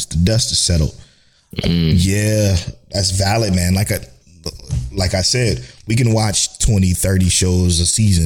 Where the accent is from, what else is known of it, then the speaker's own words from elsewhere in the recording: Cleveland, Ohio, United States; we're from Cleveland